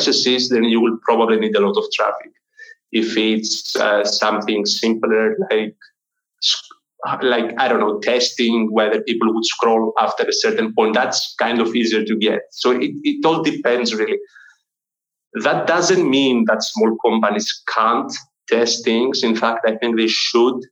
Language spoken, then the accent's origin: English; Greece; I'm from Greece.